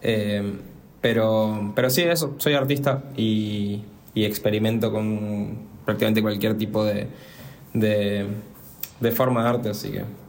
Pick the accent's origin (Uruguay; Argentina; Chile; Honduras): Argentina; Resistencia, Chaco; soy de Resistencia Chaco